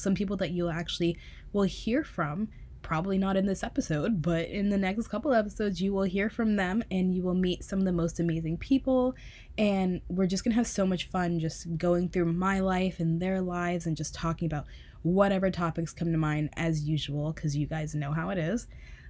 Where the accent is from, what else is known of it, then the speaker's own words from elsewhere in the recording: East Coast, United States; like you're from the East Coast, I'm from the East Coast, like we are both Leos